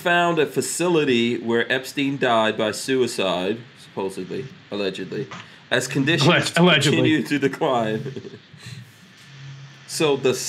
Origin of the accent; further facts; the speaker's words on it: New York City, New York, United States; now in Florida, United States; I grew up in New York City.